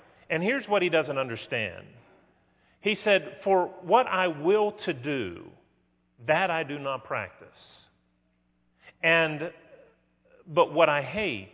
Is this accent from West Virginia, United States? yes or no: yes; West Virginia, United States; I grew up in West Virginia